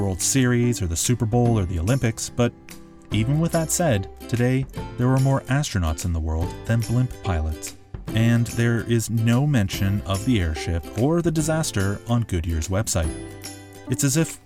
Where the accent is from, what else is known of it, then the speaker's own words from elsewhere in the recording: Toronto, Ontario, Canada; my hometown